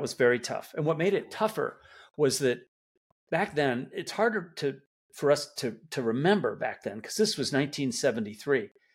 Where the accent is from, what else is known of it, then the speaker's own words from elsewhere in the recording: Detroit, Michigan, United States; I, I grew up in Detroit